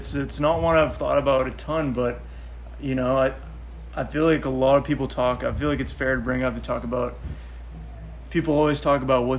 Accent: Falmouth, Massachusetts, United States; Falmouth, Mass.

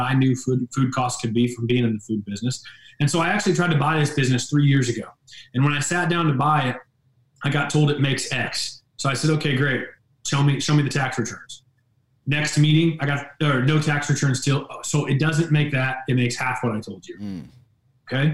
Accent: St. Joseph, United States; 25 years plus in San Joe, my hometown.

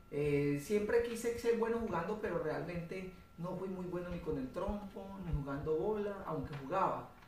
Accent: Iquira, Huila, Colombia; Cuando estaba muy niño vivía en una finca con mis padres, en una finca del municipio de Iquira, la finca ganadera.

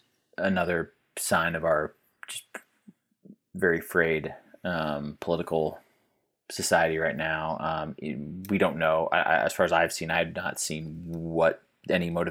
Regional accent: Kansas City, United States; I grew up in the Kansas City area

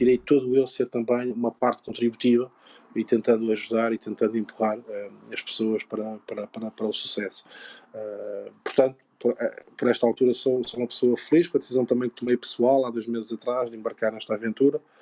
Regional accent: São João da Madeira, Aveiro District, Portugal; eu comecei na Sejanense, portanto, eu nasci em São João da Madeira

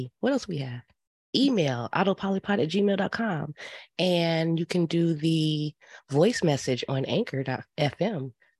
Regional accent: Indiana, United States; I'm from Indiana

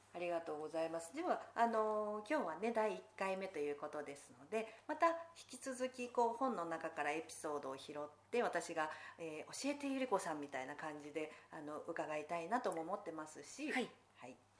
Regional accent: Fukushima, Japan; moved away; 私が田舎がその福島の出身

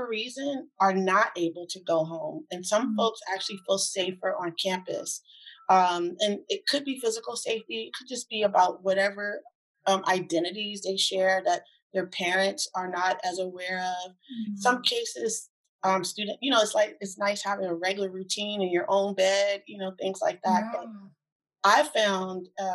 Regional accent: East Coast, United States; moved away as an adult; also born or lived in California; I'm from the East Coast originally.

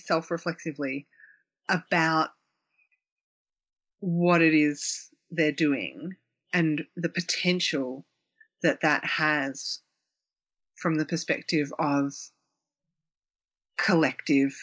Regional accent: Victoria, Australia; growing up in Australia

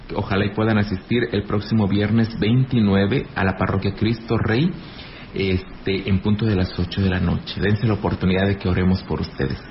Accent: Ejido Laguna del Mante, near Ciudad Valles, San Luis Potosí, Mexico; Yo soy de Elegido Laguna del Mante, aquí cerquita del municipio de Ciudad Valles

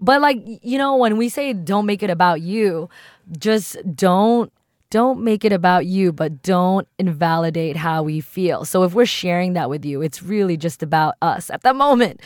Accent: East Coast, United States; first language English; growing up on the East Coast

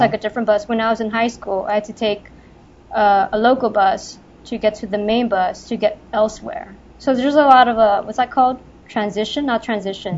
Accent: Los Angeles, California, United States; I was born and raised in LA.

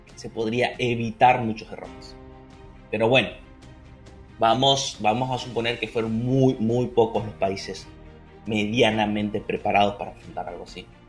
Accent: Argentina

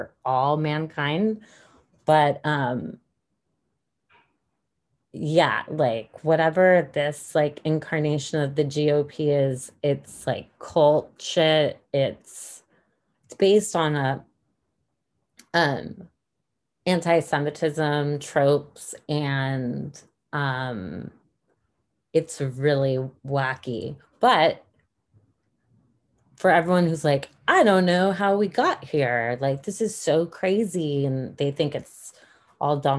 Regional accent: United States; as an American citizen

